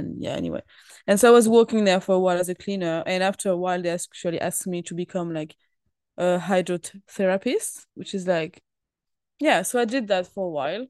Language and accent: English; Thonon-les-Bains, Auvergne-Rhône-Alpes, France; English is a second language; moved away; from my hometown, which is Tonon Leban